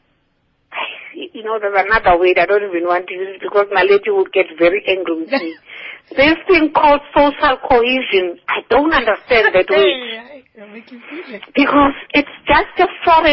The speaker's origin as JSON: {"language": "English", "town": "Johannesburg", "region": "Gauteng", "country": "South Africa", "tie": "born or raised there", "said": "I grew up in Orlando West"}